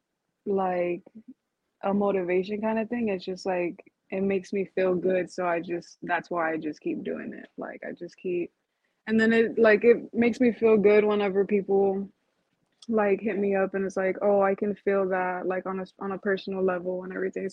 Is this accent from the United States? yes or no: yes; Uvalde, Texas, United States; I was born and raised in Uvalde